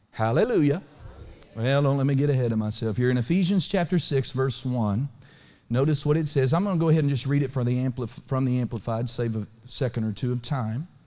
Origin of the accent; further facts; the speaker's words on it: United States; I'm so glad to be born an American.